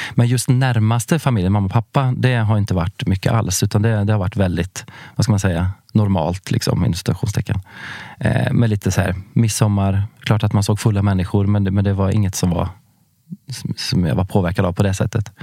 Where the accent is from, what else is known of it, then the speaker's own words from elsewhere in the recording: Värmland, Sweden; moved away; jag är från Värmland från början. Eh, en liten eh, ort eh, vid norska gränsen.